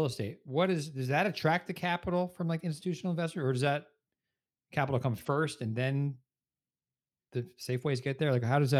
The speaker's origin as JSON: {"language": "English", "region": "New Jersey", "country": "United States", "tie": "born or raised there", "said": "I'm a Jersey kid, too."}